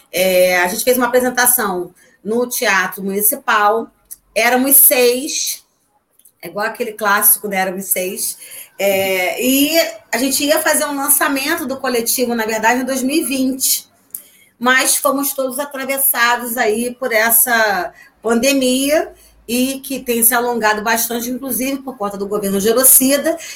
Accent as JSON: {"language": "Portuguese", "town": "Niterói", "region": "Rio de Janeiro", "country": "Brazil", "said": "a gente é de Niterói, mas como eu costumo dizer, Niterói é adjacências, né?"}